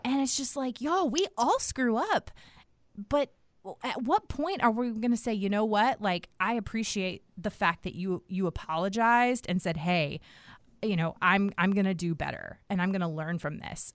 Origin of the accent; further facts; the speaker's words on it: Washington, District of Columbia, United States; moved away as an adult; also born or lived in the South (US); now in the South, United States; I grew up in Washington, D C.